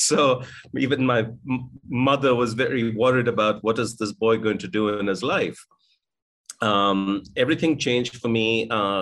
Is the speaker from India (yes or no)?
yes; India; I was born in India in 1963, so I'm about just turned 59. I grew up in a very middle-class home.